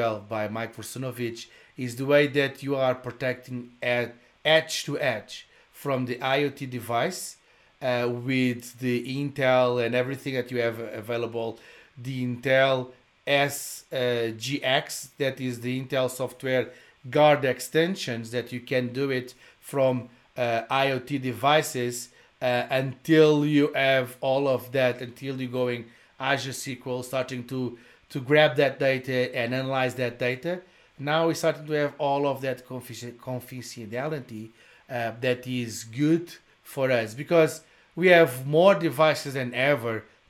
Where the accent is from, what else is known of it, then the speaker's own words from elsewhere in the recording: Portugal; English is a second language; moved away; also born or lived in Brazil; I'm original from Portugal. I did live in Brazil.